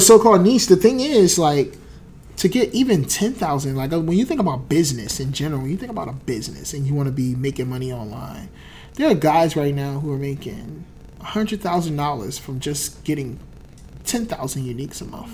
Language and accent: English; New Jersey, United States; I was from Jersey